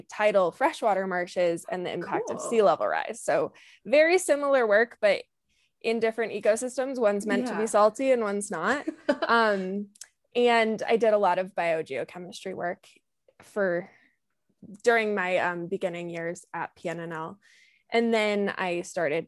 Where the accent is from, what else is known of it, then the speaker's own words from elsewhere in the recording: Connecticut, United States; also born or lived in Maine; I grew up in Connecticut